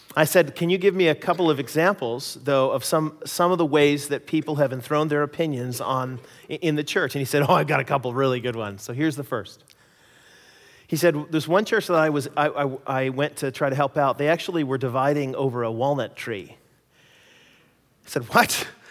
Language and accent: English; United States; moved away as an adult; also born or lived in Canada; now in British Columbia, Canada; my experiences as being an American in Canada.